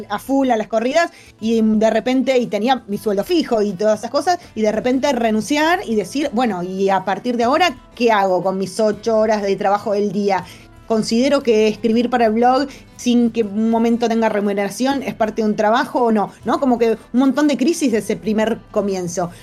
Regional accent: Argentina; se nos abren las puertas del mundo a los argentinos

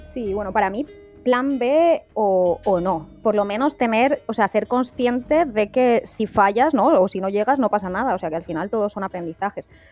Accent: Spain; yo en mi caso como mujer española

